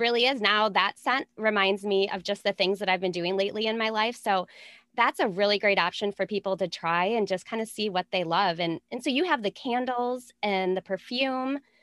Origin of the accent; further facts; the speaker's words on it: Minnesota, United States; I'm from Minnesota.